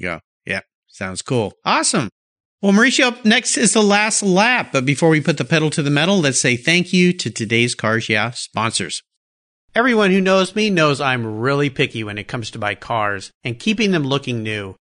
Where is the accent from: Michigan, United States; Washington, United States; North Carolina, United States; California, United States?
California, United States; just north of San Diego, Southern; I grew up in Southern California